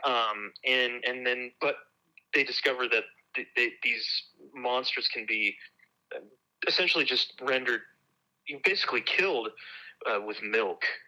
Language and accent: English; Nebraska, United States; moved away; also born or lived in Seattle / St. Louis / Wisconsin; I grew up um in Nebraska.